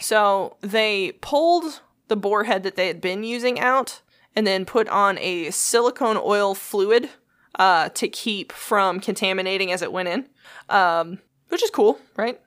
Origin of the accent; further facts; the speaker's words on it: United States; I'm an American